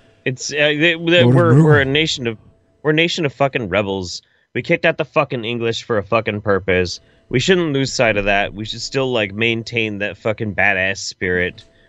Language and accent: English; United States; as an American